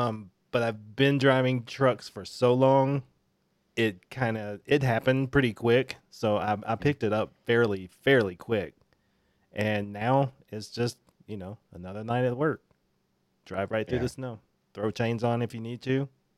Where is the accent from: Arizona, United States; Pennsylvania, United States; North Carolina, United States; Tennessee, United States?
Tennessee, United States; Memphis; now in Colorado, United States; growing up in Memphis